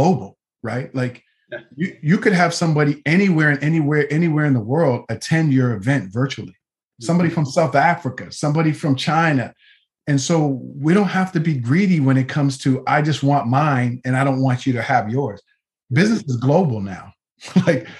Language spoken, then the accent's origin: English; Nova Scotia, Canada; growing up in Nova Scotia, Canada